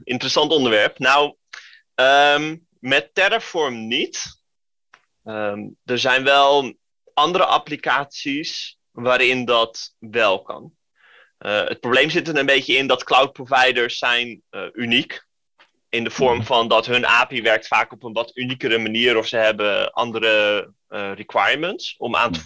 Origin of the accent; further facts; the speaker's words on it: Den Helder, North Holland, Netherlands; ik kom uit Den Helder